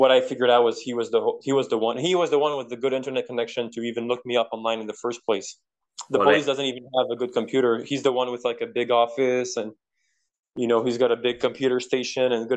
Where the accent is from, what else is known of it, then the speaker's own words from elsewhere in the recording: Quebec, Canada; first language French; English is a second language; I'm from Quebec. We speak the same language